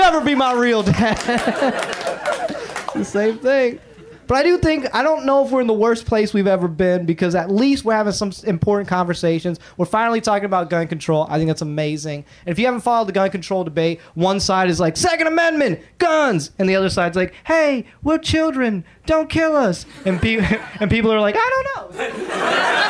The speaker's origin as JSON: {"language": "English", "town": "Atlanta", "region": "Georgia", "country": "United States", "tie": "born or raised there", "moved": "yes", "lives_now": "Los Angeles, United States", "said": "I grew up in Atlanta, so I grew up listening to hip-hop"}